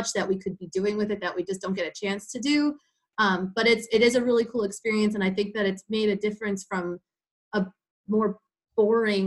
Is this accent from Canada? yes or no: no; Lincoln Park, New Jersey, United States; also born or lived in Fredericksburg, Virginia; I ended up getting a job offer in my hometown of Lincoln Park, New Jersey. So I moved back home